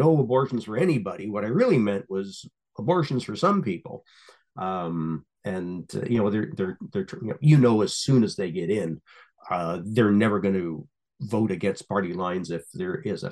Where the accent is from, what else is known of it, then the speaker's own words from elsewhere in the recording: Canada; I'm a Canadian